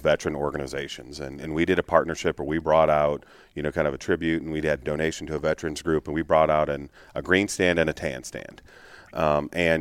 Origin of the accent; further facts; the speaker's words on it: Illinois, United States; being from Illinois.